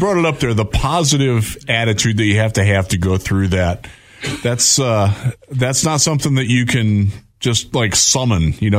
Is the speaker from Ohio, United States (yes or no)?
yes; Cleveland, Ohio, United States; also born or lived in Houston, Texas; now in West Michigan, United States; I've lived in big cities. You know, I'm from Cleveland. I lived in Houston, right by the Anderson Cancer Institute down there by Rice University.